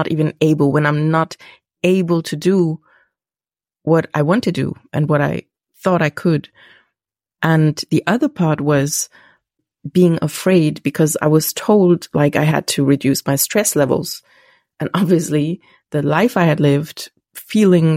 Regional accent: Germany; English is a second language; I'm from Germany, so my English might be like

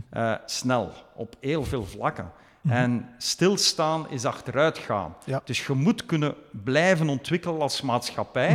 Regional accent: Belgium; moved away as an adult; also born or lived in Chengdu, China; now in Chongqing, China; Ik ben zelf product van België.

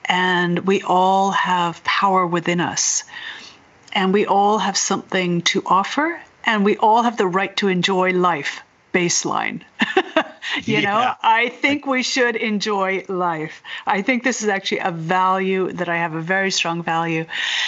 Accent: Ireland; now in Berkeley, United States; I'm originally from Ireland, but I grew up all over the world, and now I live in Berkeley, California.

